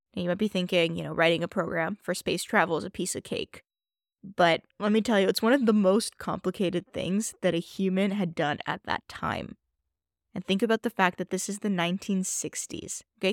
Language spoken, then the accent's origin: English; Toronto, Ontario, Canada; I grew up in Toronto